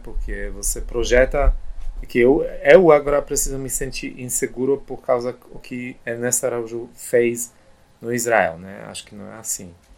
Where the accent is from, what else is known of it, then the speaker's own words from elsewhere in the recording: Poland; Portuguese is a second language; moved away; also born or lived in Germany / United States / Brazil; nasci e cresci na Polônia